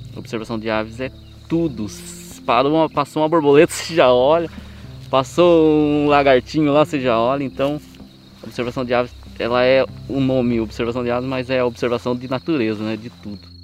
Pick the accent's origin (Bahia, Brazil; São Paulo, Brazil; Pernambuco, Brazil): São Paulo, Brazil; Salesópolis; Sou nascido, criado em Salesópolis, o caipira da terra